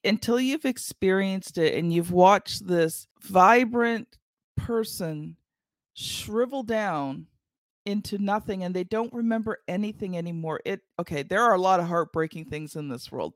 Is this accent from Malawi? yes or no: no; Canada; I'm Canadian